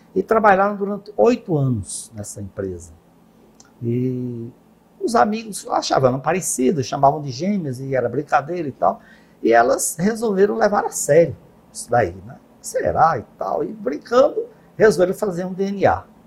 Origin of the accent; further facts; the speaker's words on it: Northeast Region, Brazil; nós, no Nordeste